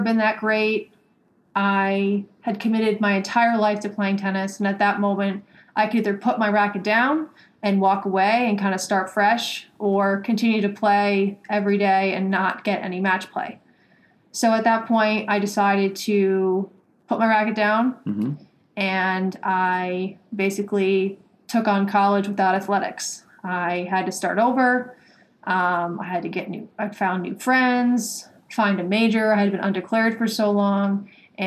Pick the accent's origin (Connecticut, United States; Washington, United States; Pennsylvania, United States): Connecticut, United States; Stonington; moved away as an adult; also born or lived in West Virginia; now in Boston, United States; I grew up in Stonington, Connecticut